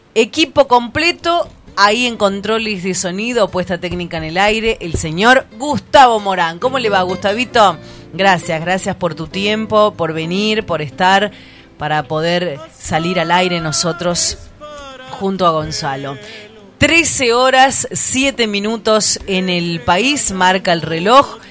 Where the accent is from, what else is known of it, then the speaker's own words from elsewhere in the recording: Tucumán, Argentina; en Tucumán, en mi bella provincia